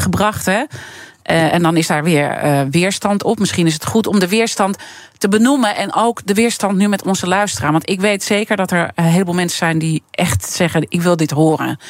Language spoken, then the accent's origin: Dutch; Amsterdam, North Holland, Netherlands; Ik ben geboren en getogen in Amsterdam.